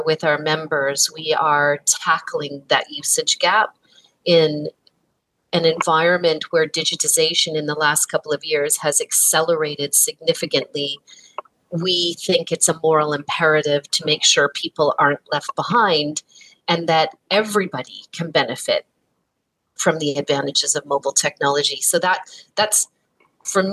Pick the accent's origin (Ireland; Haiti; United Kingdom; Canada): Canada; I'm embarrassed as a Canadian that I am not bilingual when so much of my home country is